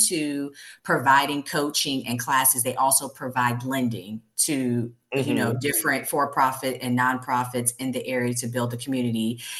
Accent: Ladson, South Carolina, United States; also born or lived in Brooklyn, New York; I was born in Brooklyn, New York, moved when I was 10 to Latin, South Carolina.

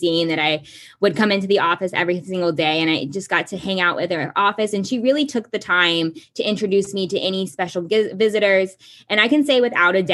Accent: Kansas, United States; I grew up in Kansas

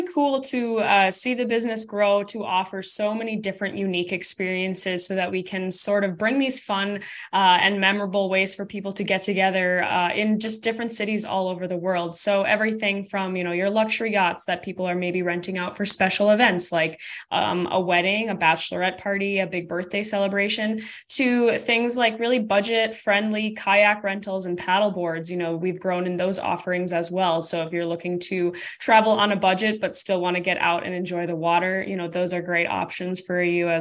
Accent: Minnesota, United States; I'm from Minnesota, so we have tons of lakes here

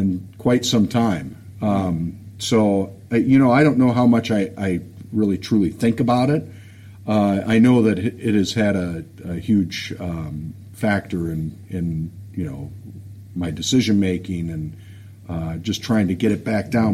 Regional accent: Detroit, Michigan, United States; I grew up on the uh, the west side of uh, Detroit, um, over in Royal Oak area

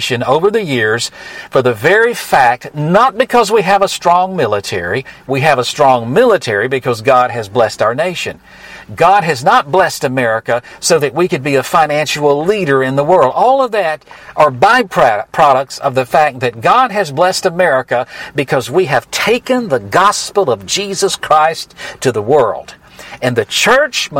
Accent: United States; I am American to the bone

